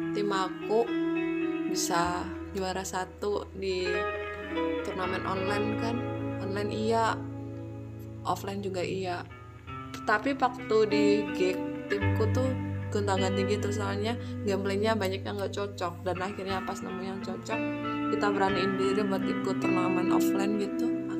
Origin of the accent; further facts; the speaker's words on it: Ngawi, East Java, Indonesia; now in Yogyakarta, Indonesia; Aku asal dari Ngawi dan sekarang stay di Jogja